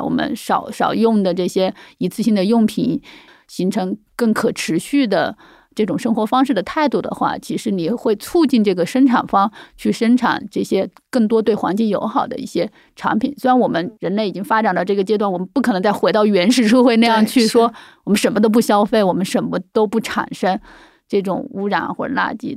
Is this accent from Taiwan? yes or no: no; China; also born or lived in Dali; now in Beijing, China; 我们中国人